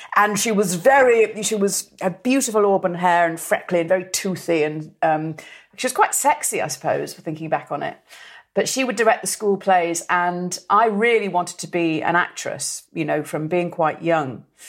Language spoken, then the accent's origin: English; Merseyside, North West England, United Kingdom; we're all from Merseyside.